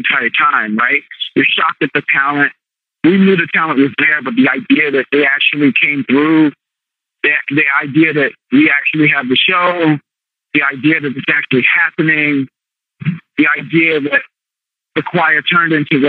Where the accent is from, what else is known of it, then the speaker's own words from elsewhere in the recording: Virginia, United States; moved away; I'm from Virginia